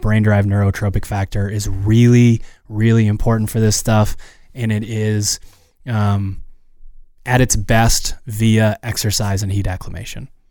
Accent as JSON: {"language": "English", "region": "Maine", "country": "United States", "said": "we're from Maine"}